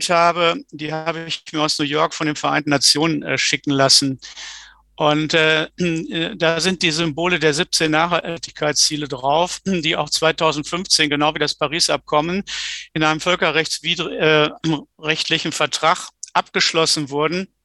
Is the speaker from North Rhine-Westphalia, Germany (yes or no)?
yes; North Rhine-Westphalia, Germany; Ich bin im Ruhrgebiet aufgewachsen